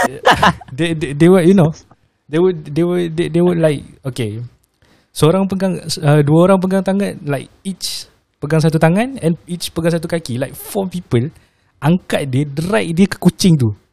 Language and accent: Malay; Malaysia; also born or lived in Indonesia; being a Malaysian at the same time being an Indonesian juga.